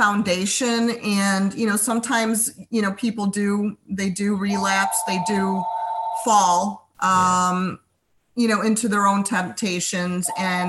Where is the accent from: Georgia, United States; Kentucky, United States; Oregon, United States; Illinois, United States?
Illinois, United States; Chicago; we came from the Chicago area.